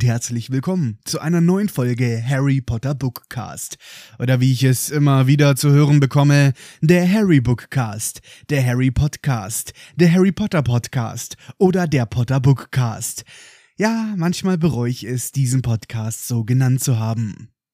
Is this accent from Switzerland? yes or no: no; Germany; Bei uns in Deutschland